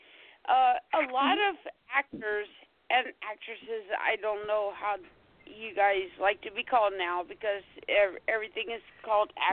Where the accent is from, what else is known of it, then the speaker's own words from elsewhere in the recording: the South, United States; I'm from the South. We don't know how to pronounce words properly